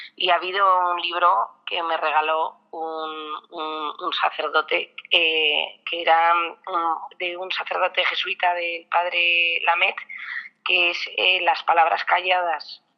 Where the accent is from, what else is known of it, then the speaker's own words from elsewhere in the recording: Basque Country, Spain; soy muy vasca